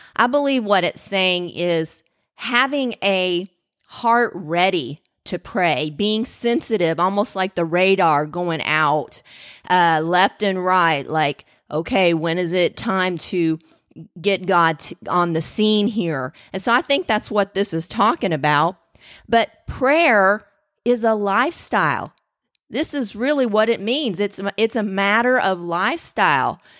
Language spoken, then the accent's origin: English; the South, United States; I was born in the South, so cornbread was king